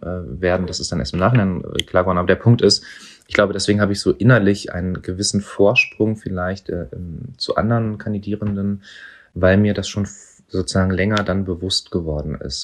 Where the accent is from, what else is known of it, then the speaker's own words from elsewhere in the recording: Berlin, Germany; ich bin hier in Neukölln geboren und aufgewachsen.